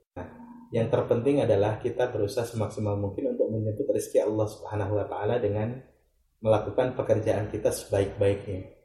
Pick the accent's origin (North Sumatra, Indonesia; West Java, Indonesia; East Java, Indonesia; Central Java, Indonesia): West Java, Indonesia; Ciamis; now in Bantul, Indonesia; saya lahir di Ciamis, 10 Jenis 1983. Uh, tempat tinggal di Selandakan Bantul, Yogyakarta